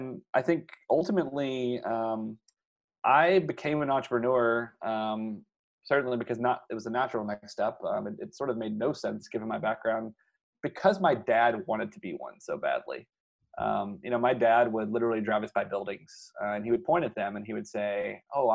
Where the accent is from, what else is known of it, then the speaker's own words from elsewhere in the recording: Louisiana, United States; I grew up in Louisiana